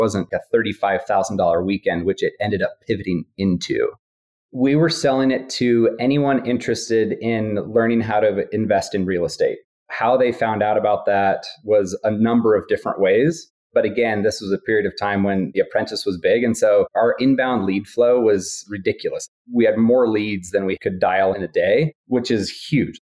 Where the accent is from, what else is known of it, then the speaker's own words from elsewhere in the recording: Steamboat Springs, Colorado, United States; moved away; also born or lived in East Coast; I'm originally from Steamboat Springs. It was fun landing at my home airport to visit some family